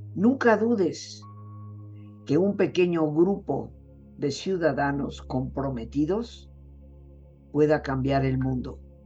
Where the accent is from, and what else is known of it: Mexico